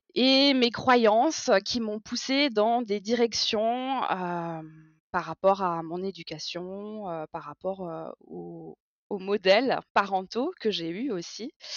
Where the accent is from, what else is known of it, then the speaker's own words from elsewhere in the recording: Strasbourg, Grand Est, France; J'ai 36 ans et je viens de Strasbourg